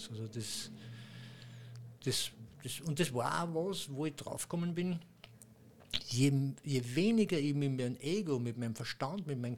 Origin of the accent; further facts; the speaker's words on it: Austria; accent: Austrian; mit meinem österreichischen Dialekt.